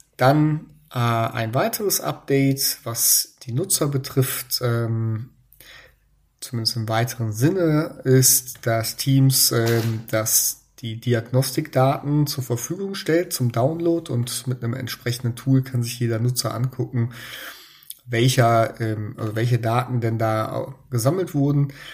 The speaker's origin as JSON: {"language": "German", "country": "Germany", "said": "bei uns in Deutschland"}